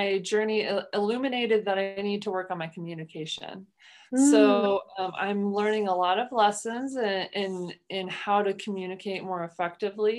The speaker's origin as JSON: {"language": "English", "region": "Midwest", "country": "United States", "moved": "yes", "said": "I am from the Midwest, culturally, our communication style, I think, is just different in general"}